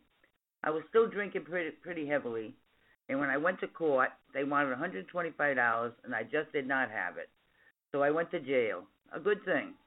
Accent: Woonsocket, Rhode Island, United States; I'm from Woonsocket, Rhode Island.

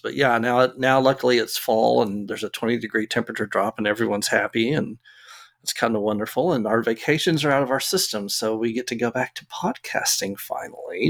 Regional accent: Arlington, Texas, United States; I grew up in Arlington

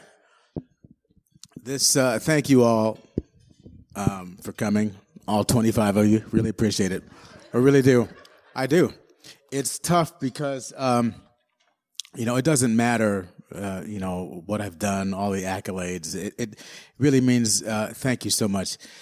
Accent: Detroit, Michigan, United States; I'm from Detroit. And, um, so obviously I grew up with Motown

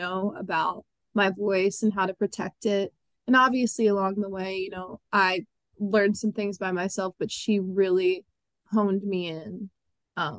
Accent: Levittown, Pennsylvania, United States; also born or lived in Perkasie, Pennsylvania; I grew up in Levittown until I was about 11

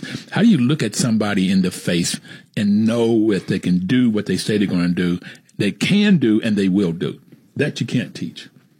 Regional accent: Bluefield, West Virginia, United States; moved away; I grew up in Bluefield, West Virginia, where my father worked on a railroad. My grandfather worked in the mines, and I got my first pair of shoes when I went to the first grade.

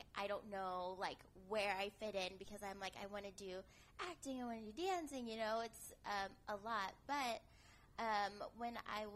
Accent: Indiana, United States; moved away as an adult; also born or lived in Missouri / Greenwood / Bloomington / Nigeria (family); now in California, United States; From Missouri, I went to Indiana.

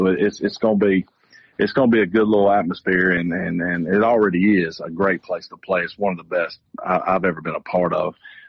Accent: Georgia, United States; I am a Georgia guy. I've been a Georgia guy for a long time. My dad went to Georgia, so I grew up in Georgia.

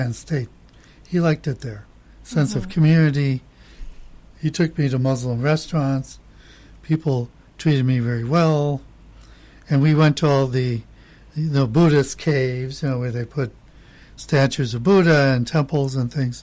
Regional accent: United States; now in Chiang Mai, Thailand; as an American

